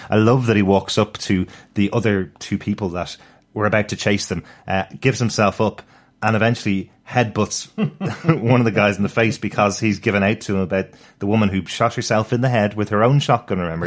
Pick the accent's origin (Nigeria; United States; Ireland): Ireland; Dublin, Leinster; I'm, I'm a city boy. I'm from Dublin City